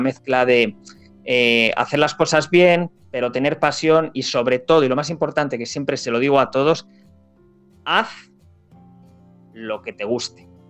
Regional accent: Spain; los españoles

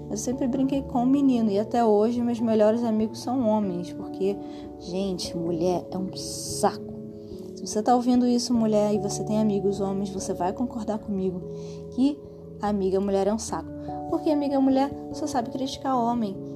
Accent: Rio de Janeiro, Brazil; A gente saiu. Eu nasci na Lagoa, eu nasci no Miguel Couto e fui parar em Marechal Hermes.

